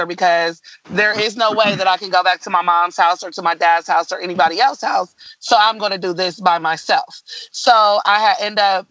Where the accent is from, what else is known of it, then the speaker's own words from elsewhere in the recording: Columbus, Ohio, United States; moved away as an adult; also born or lived in Dayton, Ohio; right after I was born, my mom had moved us to Columbus. So we had stayed there for years. I was basically raised in Columbus.